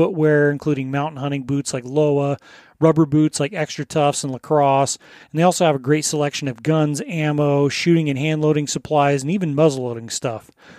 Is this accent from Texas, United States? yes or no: no; Colorado, United States; moved away; I'm from Colorado originally.